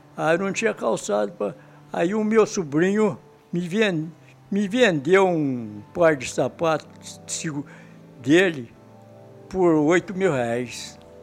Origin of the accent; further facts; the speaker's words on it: Bom Jesus do Itabapoana, Rio de Janeiro, Brazil; also born or lived in Natividade, Rio de Janeiro; Eu nasci em Bom Jesus, Tabapuana